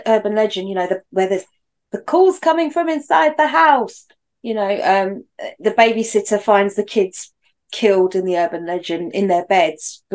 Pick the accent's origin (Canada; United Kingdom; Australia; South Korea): United Kingdom; as a Brit